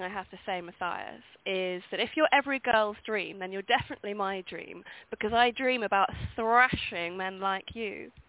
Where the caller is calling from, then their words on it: London, United Kingdom; I'm in London.